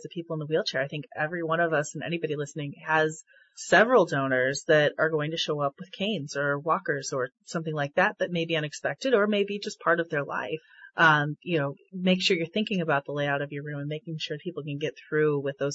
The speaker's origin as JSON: {"language": "English", "region": "Minnesota and Wisconsin", "country": "United States", "tie": "born or raised there", "moved": "yes", "lives_now": "St. Louis, United States", "said": "I grew up in Minnesota and Wisconsin"}